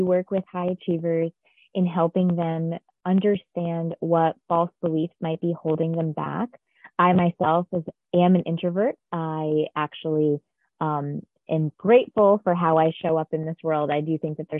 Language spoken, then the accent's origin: English; Connecticut, United States; I actually grew up in a small town in Connecticut